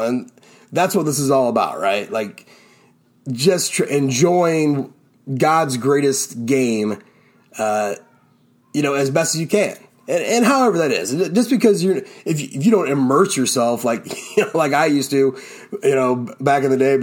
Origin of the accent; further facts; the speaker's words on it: Ohio, United States; I'm still in my hometown. So it was going back to my old high school